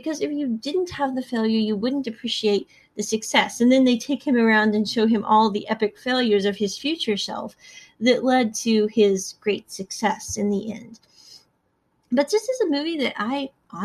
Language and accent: English; Midwest, United States; growing up in the Midwest with a large family